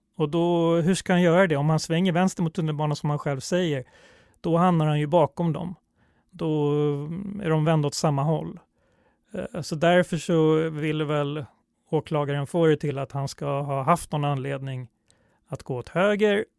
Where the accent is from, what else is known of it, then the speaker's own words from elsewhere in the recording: Stockholm, Stockholm County, Sweden; jag är stockholmare och alltid åkt tunnelbana